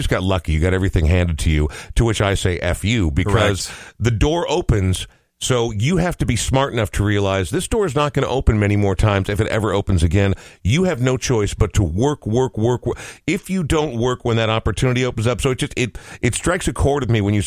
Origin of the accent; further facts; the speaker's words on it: Coon Rapids, Minnesota, United States; also born or lived in Portland, Oregon; my parents moved here when I was like two